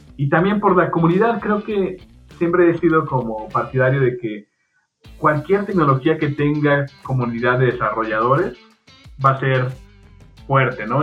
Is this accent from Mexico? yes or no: yes; Mexico City, Mexico; yo soy de México, soy de la, Ciudad de México. y estudié ahí en la, en, la UNAM